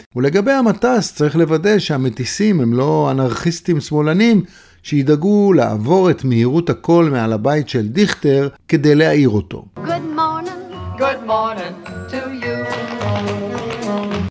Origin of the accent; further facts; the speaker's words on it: Beersheba, Southern District, Israel; בבאר שבע, עיר הולדתי